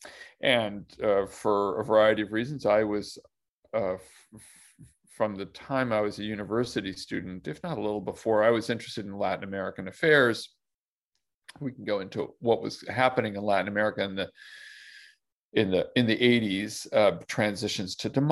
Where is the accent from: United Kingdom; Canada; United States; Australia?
Canada; Toronto, Ontario; grew up in Toronto